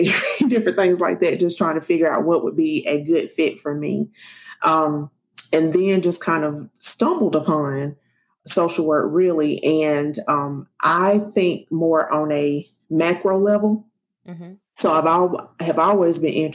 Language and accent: English; South Carolina, United States; I'm from South Carolina and mother, wife, all that good stuff.